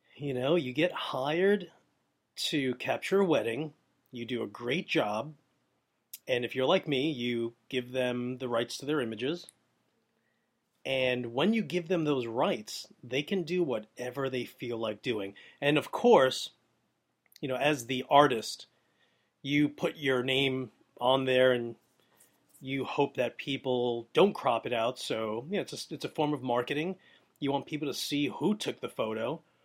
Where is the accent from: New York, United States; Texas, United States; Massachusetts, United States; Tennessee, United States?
New York, United States; New York City; I'm from Brooklyn.